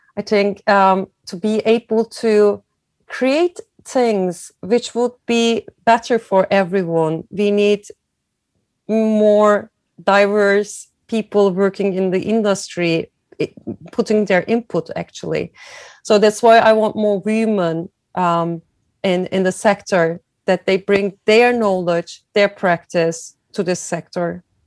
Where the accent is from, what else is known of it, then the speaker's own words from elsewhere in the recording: Izmir, Turkey; moved away as an adult; also born or lived in Germany; now in Milan, Italy; I was born in Turkey, in Izmir, a very beautiful, tiny, t- not tiny, a very beautiful big town uh, on the west coast of Turkey